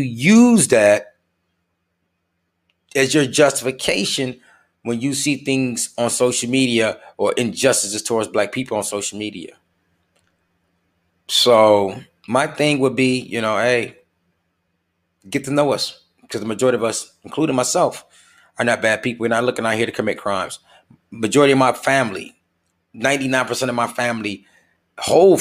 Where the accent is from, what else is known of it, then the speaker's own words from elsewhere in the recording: United States; we're just as American as you are